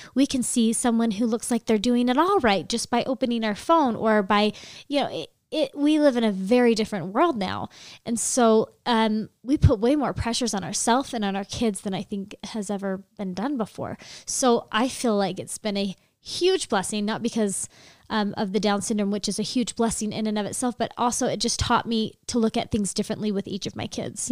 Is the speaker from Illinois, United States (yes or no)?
no; Sacramento, California, United States; moved away as an adult; now in Utah, United States; I'm from the Sacramento area, and I moved out here for school